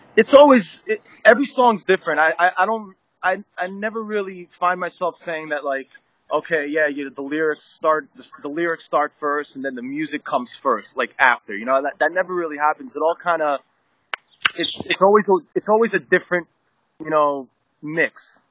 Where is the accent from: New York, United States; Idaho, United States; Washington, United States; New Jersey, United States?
New Jersey, United States; we all grew up in Jersey. I mean, I grew up in North Jersey